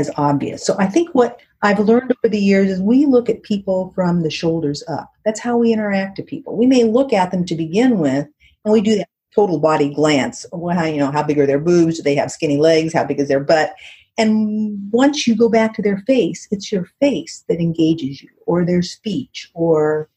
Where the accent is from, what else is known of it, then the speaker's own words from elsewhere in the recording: Southern California, United States; I grew up in Southern California